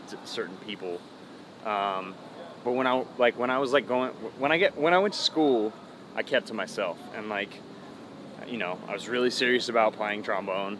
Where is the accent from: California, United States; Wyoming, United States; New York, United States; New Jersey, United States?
California, United States; Vacaville; I grew up in Vacaville